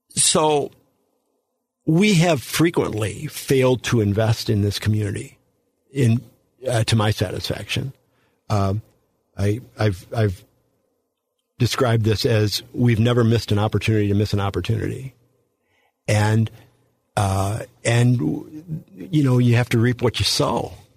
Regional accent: St. Louis, Missouri, United States; when I grew up in Saint Louis, it was a very different place

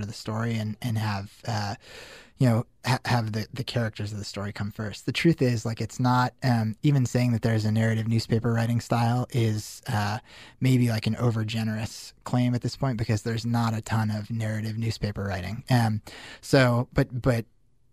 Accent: Denver, Colorado, United States; moved away as an adult; also born or lived in Syracuse; I grew up in Denver

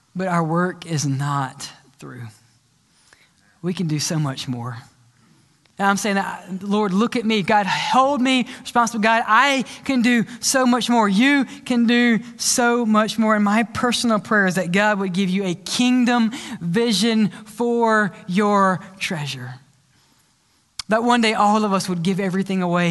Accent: Mississippi, United States; moved away; also born or lived in Louisiana; I grew up in Mississippi

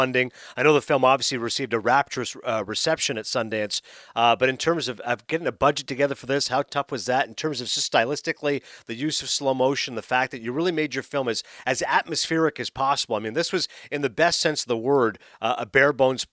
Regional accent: Toronto, Ontario, Canada; moved away; Toronto, which is my hometown.

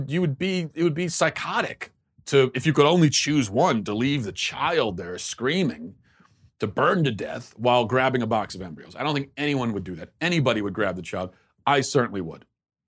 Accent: Maryland, United States; I grew up in Maryland, it was a probably still majority Christian area, but there was a heavy Jewish population.

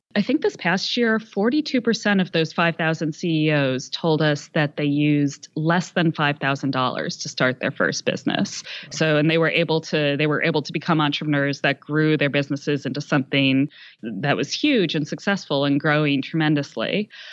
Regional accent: Philadelphia, Pennsylvania, United States; I'm from the Philadelphia area

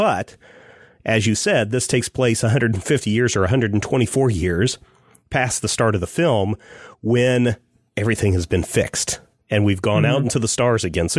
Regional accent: Kansas, United States; you and I growing up in Kansas know all about spit and chicken wire holding everything together

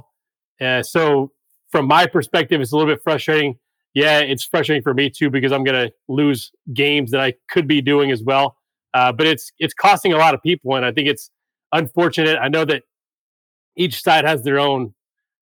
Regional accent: Atlanta, Georgia, United States; I'm in Atlanta. So I grew up in Atlanta, went to high school here, went to college here

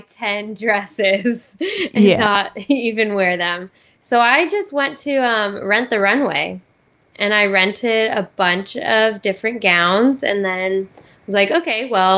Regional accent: Whittier, California, United States; I was born in California, Whittier, California

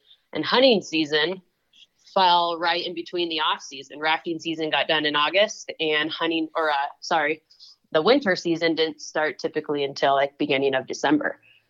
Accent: Washington, United States; So I grew up in Washington State and came out here quite a bit with my dad in the spring

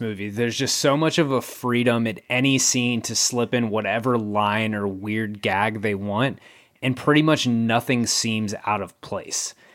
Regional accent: the South, United States; I'm from the South, South.

